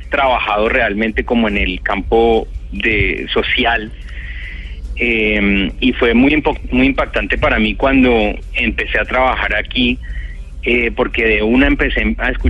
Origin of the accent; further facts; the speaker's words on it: Colombia; moved away as an adult; yo hace unos cinco años eh, me fui de Colombia, yo era profesor de la Universidad Javeriana, del Departamento de Artes